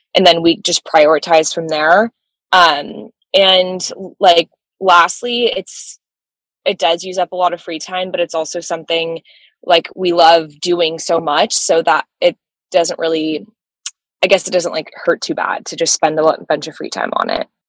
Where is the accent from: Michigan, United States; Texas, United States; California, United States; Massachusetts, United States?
California, United States; Orange County; moved away as an adult; now in Los Angeles, United States; we're both from Orange County